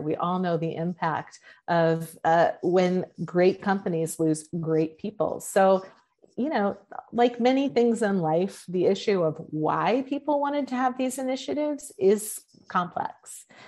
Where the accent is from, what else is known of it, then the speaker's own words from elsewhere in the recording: Oregon, United States; moved away; also born or lived in Texas; my home state of Oregon and I was still living in Texas